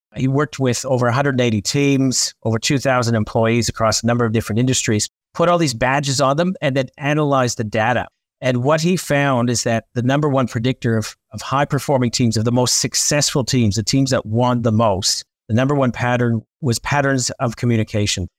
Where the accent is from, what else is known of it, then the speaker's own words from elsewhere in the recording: Canada; I'm Canadian